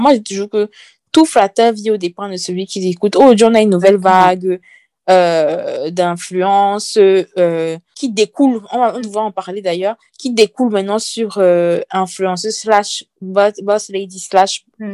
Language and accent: French; Cameroon; moved away; quand j'étais petite euh, au Cameroun